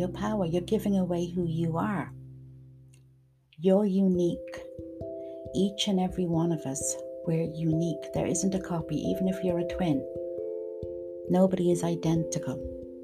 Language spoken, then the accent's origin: English; Dublin, Leinster, Ireland; moved away; I'm originally from Dublin